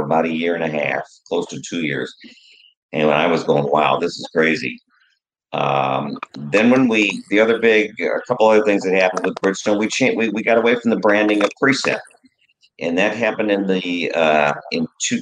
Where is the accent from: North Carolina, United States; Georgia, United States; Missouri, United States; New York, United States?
Missouri, United States; St. Louis; I said, St. Louis